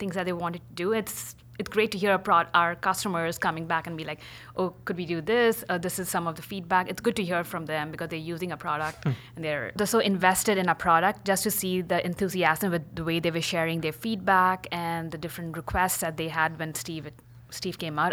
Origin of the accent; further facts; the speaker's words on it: India; moved away as an adult; also born or lived in Pittsburgh / New York; now in San Francisco, United States; originally from India. I moved to the States um, almost 11 years coming up.